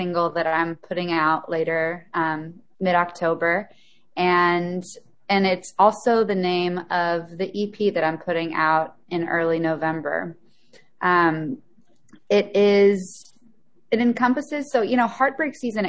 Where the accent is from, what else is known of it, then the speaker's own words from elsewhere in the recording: Memphis, Tennessee, United States; I grew up in Memphis, Tennessee, a music town